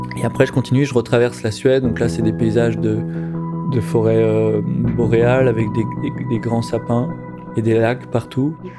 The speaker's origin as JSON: {"language": "French", "country": "France"}